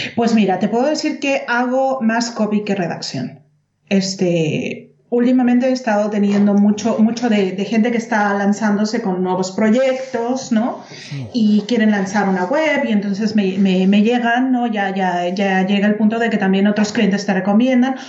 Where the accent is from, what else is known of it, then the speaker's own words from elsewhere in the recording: Mexico; moved away as an adult; now in Germany; yo soy mexicana Claro. Y ya tengo viviendo 16 años aquí en Alemania